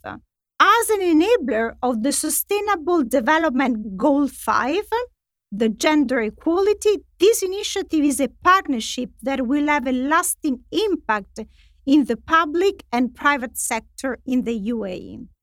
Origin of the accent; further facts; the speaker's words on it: Italy; moved away; in Italy, which is my home country